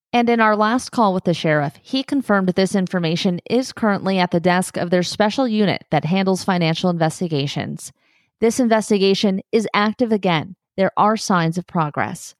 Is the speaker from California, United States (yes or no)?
yes; Southern California, United States; moved away as an adult; also born or lived in North Central Montana / Palm Springs; I grew up in Southern California